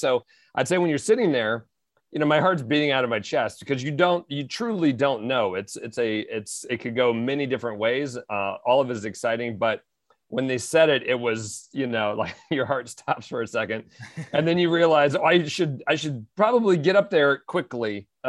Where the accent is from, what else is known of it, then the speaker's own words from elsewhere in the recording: Gaithersburg, Maryland, United States; Of course, WTOP on my commute in.